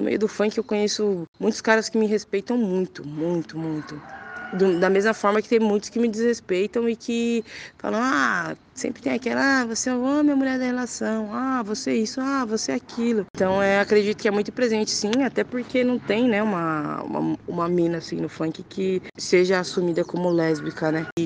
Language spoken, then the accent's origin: Portuguese; São Paulo, Brazil; Sou de São Paulo, né, mano? Tá bom da Serra, Zona Sul.